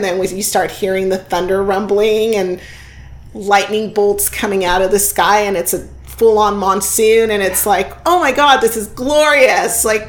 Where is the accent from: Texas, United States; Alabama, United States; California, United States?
California, United States; South Bay; I grew up in the South Bay